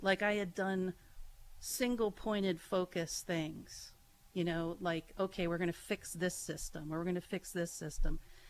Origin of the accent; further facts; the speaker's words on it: Warren County, Pennsylvania, United States; moved away as an adult; also born or lived in Chicago / San Jose / Baltimore; now in Corry, United States; I grew up in Warren County.